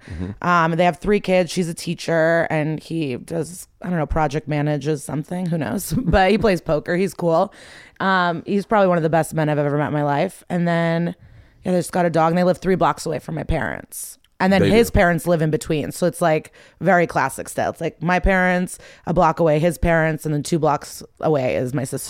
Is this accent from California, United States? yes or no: no; Skokie, Illinois, United States; I grew up in the suburbs of Chicago, like the Nor